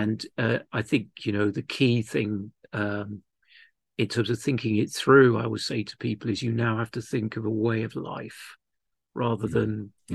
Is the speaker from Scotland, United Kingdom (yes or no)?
no; London, United Kingdom; moved away as an adult; also born or lived in Wales / Cardiff / Bridgend / Pontefract; now in Llanelli, United Kingdom; I grew up in southwest London, though I am Welsh. Uh, my parents moved to the great mission field of London when I was just a month old